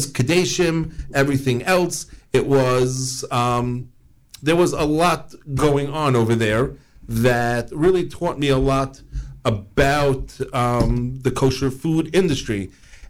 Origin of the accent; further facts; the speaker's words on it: New York City, New York, United States; I grew up in Queens, New York